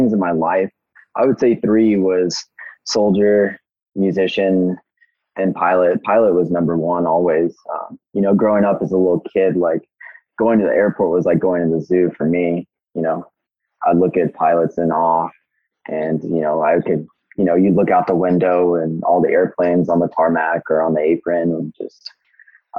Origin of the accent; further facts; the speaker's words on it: Fresno, California, United States; moved away as an adult; also born or lived in Alaska; I grew up in Fresno, California. I did all my primary school and high school there.